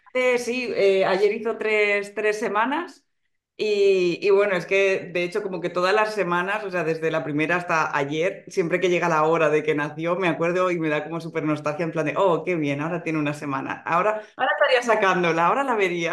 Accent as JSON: {"language": "Spanish", "town": "Alicante", "region": "Valencian Community", "country": "Spain", "moved": "as an adult", "lives_now": "Madrid, Spain", "said": "vivo en Madrid ahora mismo, pero soy de, Alicante."}